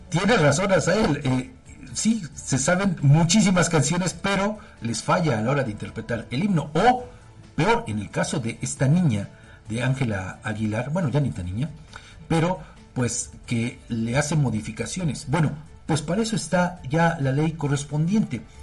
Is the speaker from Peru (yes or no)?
no; Mexico; porque como mexicanos, pues creo que todos tendríamos que sabernos, eh, no quizá el himno completo